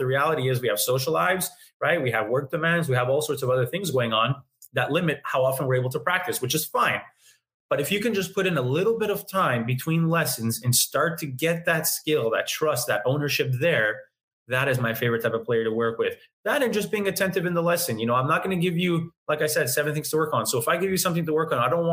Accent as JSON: {"language": "English", "town": "Montreal", "region": "Quebec", "country": "Canada", "tie": "born or raised there", "said": "I'm born in Canada, born in Montreal, never left my hometown"}